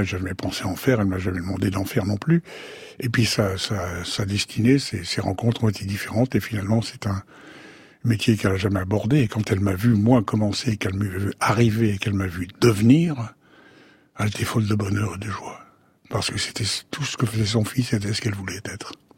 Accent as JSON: {"language": "French", "town": "Sceaux", "region": "Île-de-France", "country": "France", "tie": "born or raised there", "said": "Je suis né à Sceaux, en 1935"}